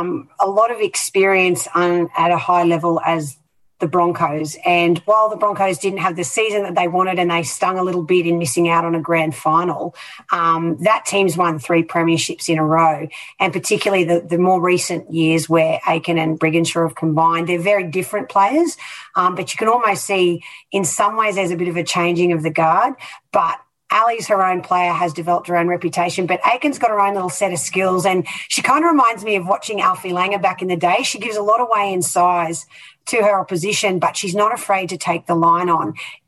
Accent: Queensland, Australia; as a Queenslander

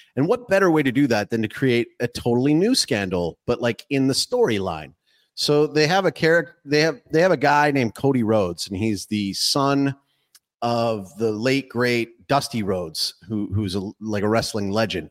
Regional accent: Calgary, Alberta, Canada; when I was growing up in Calgary

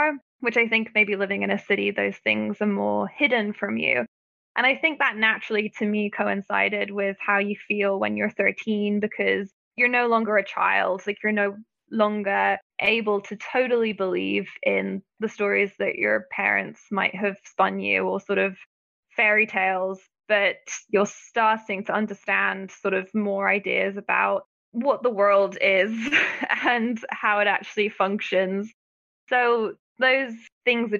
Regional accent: Florida, United States; growing up in Florida

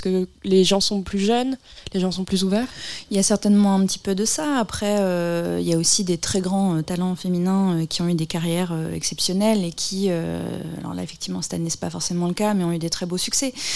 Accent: Bourges, Centre-Val de Loire, France; je suis de Bourges aussi à la base

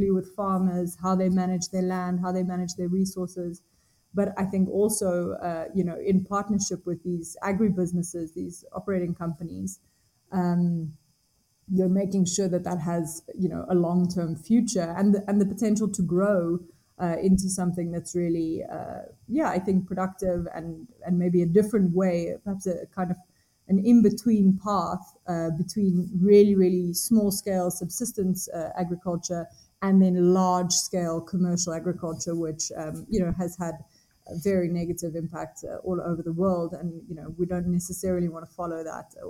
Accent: Namibia; moved away as an adult; now in Cape Town, South Africa; I'm coming from Namibia. I grew up here in the bush

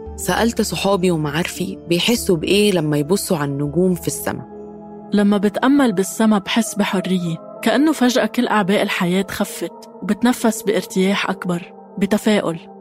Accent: Egypt; كوني مصرية

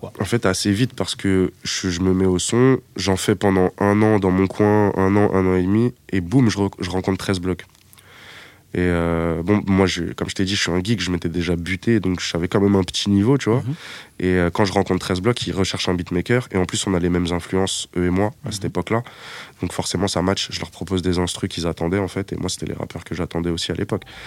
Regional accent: Épinay-sur-Seine, Île-de-France, France; j'habitais à Épinay-sur-Seine quand j'étais vraiment très jeune

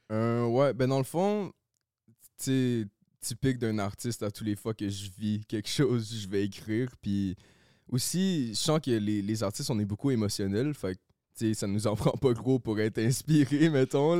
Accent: Laval, Quebec, Canada; now in Saint-Eustache, Canada; j'ai grandi à Laval

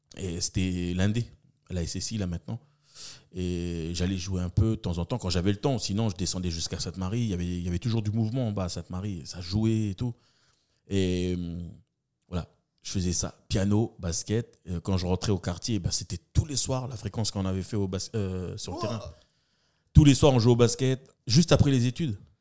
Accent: Nouméa, New Caledonia; D'où je viens Des quartiers de Tour de Magenta. Voilà, j'ai poussé mon premier cri là-bas

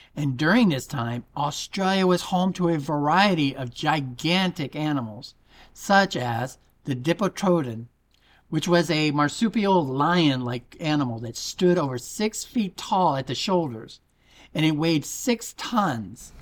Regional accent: United States; also born or lived in Florida; I'm an American faking a British accent

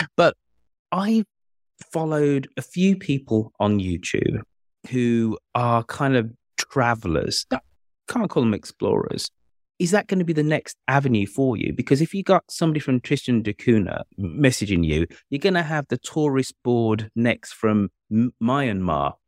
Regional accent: Birmingham, West Midlands, United Kingdom; moved away; my hometown of Birmingham

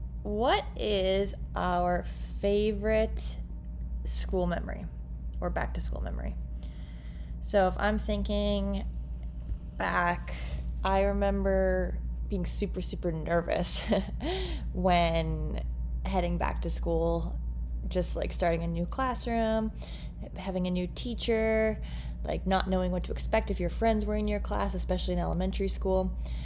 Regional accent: Ontario, Canada; because I grew up in Eastern Ontario. So it was Eastern Ontario Secondary School Athletic Association.

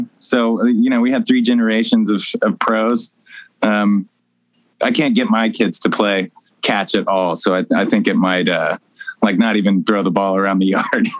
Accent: Arlington, Texas, United States; also born or lived in Sacramento; No, I was born in Sacramento. {S0} Oh. {S1} And I moved to Arlington, Texas. My dad was a baseball player.

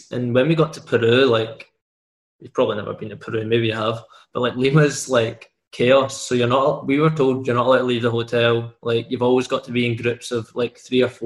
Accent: Scotland, United Kingdom; being like a Scottish boy, being able to like stay at home or like live close to home

